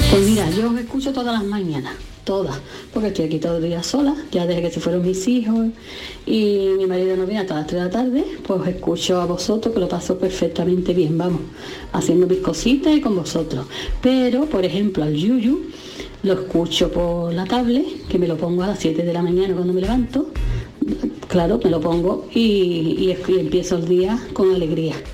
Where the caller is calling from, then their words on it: Dos Hermanas, Andalusia, Spain; de Dos Hermanas.